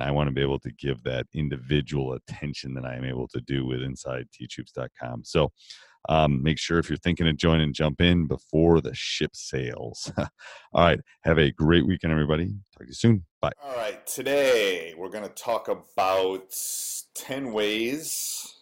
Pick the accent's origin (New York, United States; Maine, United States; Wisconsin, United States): Wisconsin, United States; born or raised there